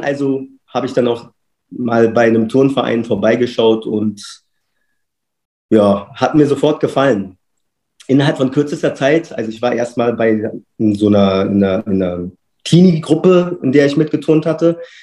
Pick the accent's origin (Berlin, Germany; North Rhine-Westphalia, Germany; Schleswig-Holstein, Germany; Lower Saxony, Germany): Berlin, Germany; now in Freiburg, Germany; gebürtiger Berliner und aktuell lebe und wohne ich in Freiburg